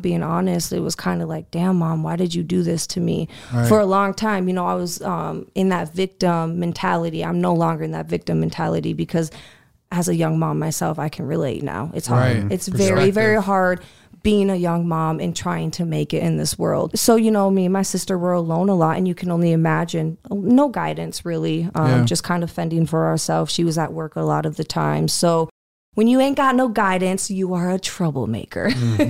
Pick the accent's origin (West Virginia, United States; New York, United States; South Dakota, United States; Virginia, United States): South Dakota, United States; Sioux Falls; I grew up here in Sioux Falls, South Dakota. You know, we grew up, went to elementary here, middle school, high school here